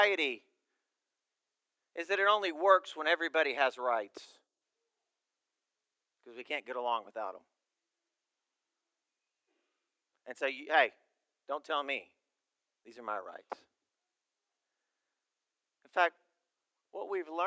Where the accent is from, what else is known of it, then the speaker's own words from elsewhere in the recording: United States; also born or lived in Uganda; as Americans